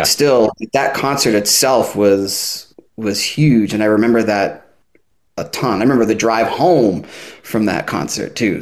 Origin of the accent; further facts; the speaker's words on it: North Shore of Massachusetts, United States; moved away as an adult; now in Bristol, Rhode Island, United States; I'm from the North Shore of Massachusetts